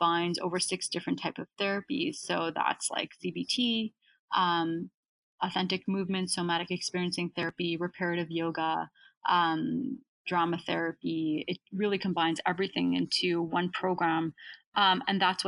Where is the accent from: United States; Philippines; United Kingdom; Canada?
Canada; been a huge advantage for me to be born in Canada